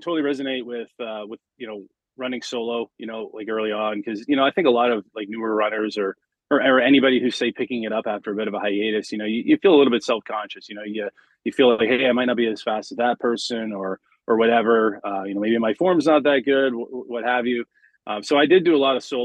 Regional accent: London, Ontario, Canada; I'm from born and raised in London, Ontario

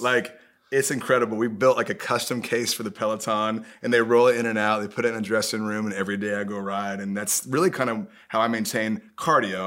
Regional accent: Indiana, United States; I'm from Indiana

